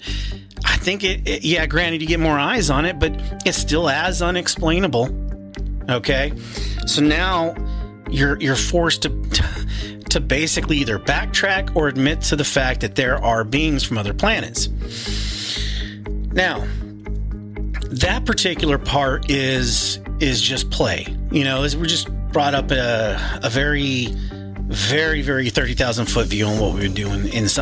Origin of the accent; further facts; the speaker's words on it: Arizona, United States; I'm from Arizona